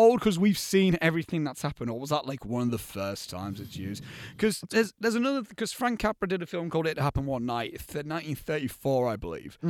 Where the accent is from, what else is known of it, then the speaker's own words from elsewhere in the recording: Hartlepool, North East England, United Kingdom; I come from Hartlepool, which it's a small town, but I don't know everyone here